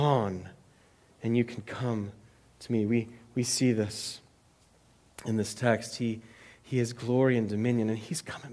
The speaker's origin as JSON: {"language": "English", "country": "United States", "said": "as American Christians"}